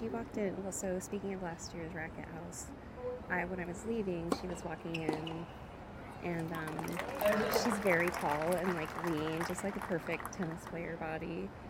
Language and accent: English; Arizona, United States; I am from Arizona. I live in Scottsdale right now.